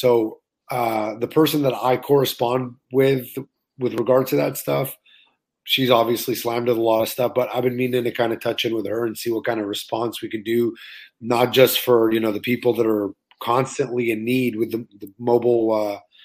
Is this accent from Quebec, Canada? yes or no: yes; Laval, Quebec, Canada; also born or lived in Montreal, Canada / Orlando, United States; I grew up in Montreal until I was about 7. And then we moved to Laval until I was 27.